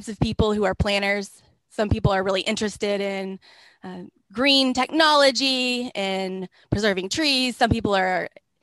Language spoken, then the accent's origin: English; North Texas, United States; now in Grand Prairie, United States; I grew up in North Texas